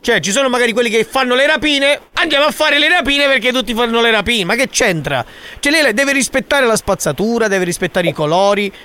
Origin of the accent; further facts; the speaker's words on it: Sicily, Italy; Io sono siciliano.